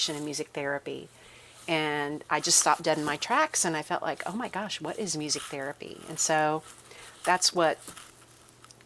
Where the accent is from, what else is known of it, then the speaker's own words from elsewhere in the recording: Kansas, United States; I was from Kansas